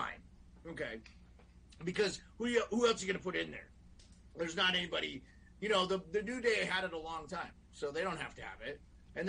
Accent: Scotland, United Kingdom; I'm a, you know, I'm Scottish, and, you know, the Highlander had a sword

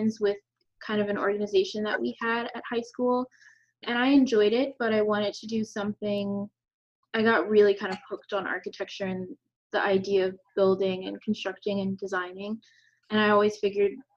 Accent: Charlotte, North Carolina, United States; moved away as an adult; I'm originally from Charlotte, North Carolina.

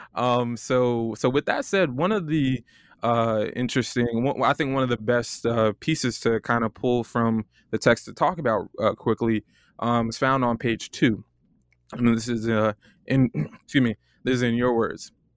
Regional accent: Florida, United States; also born or lived in Ann Arbor; I'm from Florida

